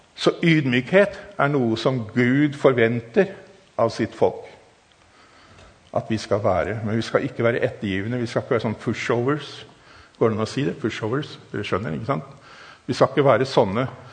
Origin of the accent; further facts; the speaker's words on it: Germany; Norwegian is a second language; also born or lived in Africa; now in Norway; Jeg er tysker